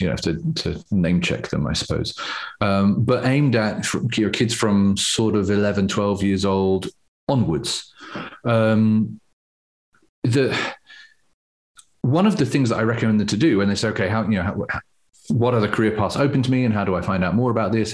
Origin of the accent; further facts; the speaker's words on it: England, United Kingdom; a part of being English